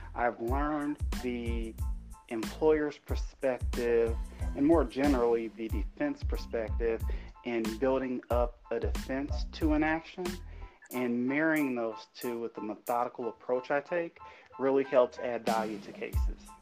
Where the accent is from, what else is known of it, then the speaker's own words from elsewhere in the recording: Fort Wayne, Indiana, United States; grew up, born and raised in Fort Wayne